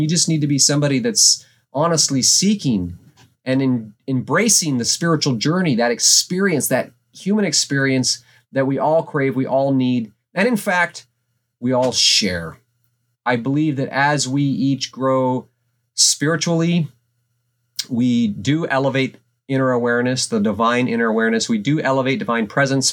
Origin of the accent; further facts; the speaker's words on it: Alaska, United States; growing up in Alaska, small town U S